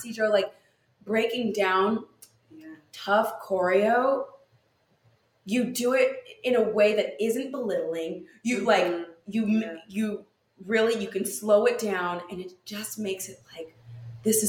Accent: California, United States; I'm from California.

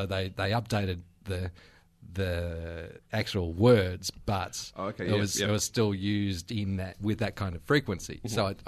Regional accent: Queensland, Australia; also born or lived in United Kingdom; I grew up in Queensland, so born in the UK.

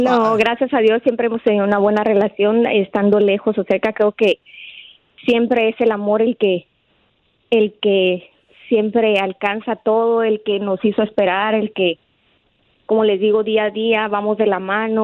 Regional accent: Guatemala; moved away; somos de Guatemala

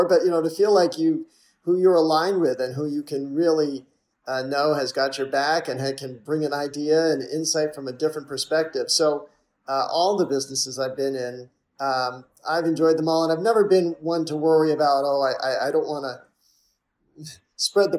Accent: Massachusetts, United States; I grew up in Massachusetts

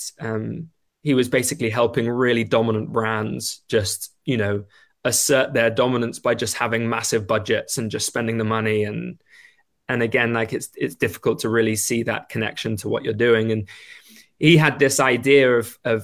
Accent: England, United Kingdom; moved away as an adult; now in Vancouver, Canada; I'm English.

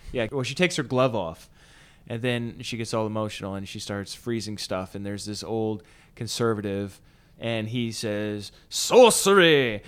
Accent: United States; as Americans

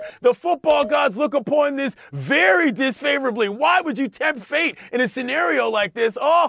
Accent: Washington, District of Columbia, United States; This week in my hometown

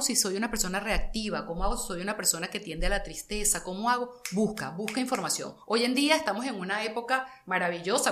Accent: Caracas, Capital District, Venezuela; yo soy muy caraqueña

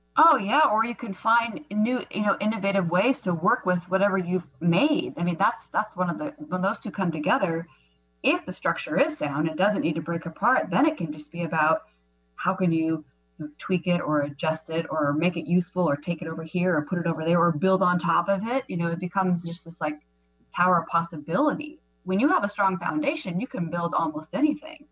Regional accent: Seattle, Washington, United States; moved away; Seattle is my hometown

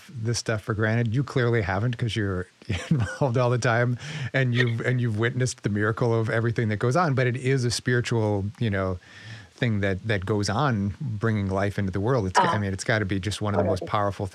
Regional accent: Midwest, United States; now in New York City, United States; I'm from the Midwest

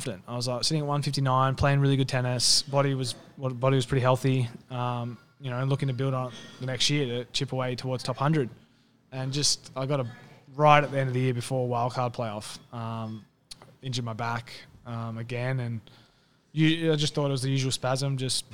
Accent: Australia; moved away; I'm from Australia where it's so different

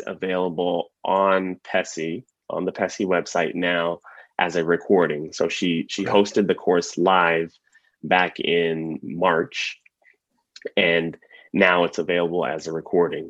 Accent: San Antonio, Texas, United States; now in San Diego, United States; Originally, I'm from Texas, from San Antonio

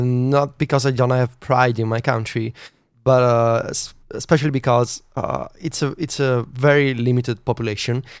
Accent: Italy; English is a second language; the pretentious Italian who wanted to write in English

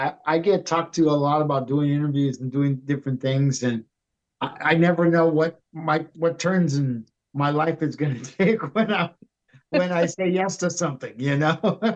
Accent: Los Angeles, California, United States; now in Sedona, United States; I grew up next to a place called Hanson Dam, which was an aquifer in Pacoima, California.

